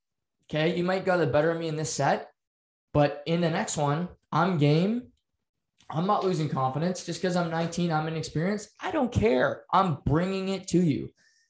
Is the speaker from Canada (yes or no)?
yes; Canada; Just because we're Canadian and we're known for playing hockey or curling